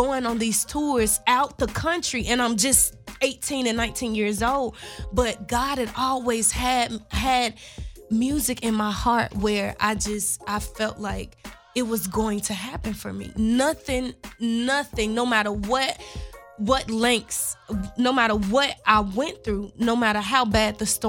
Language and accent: English; Memphis, Tennessee, United States; moved away as an adult; My whole family is from Orange Mound, Tennessee. But I grew up in North Memphis.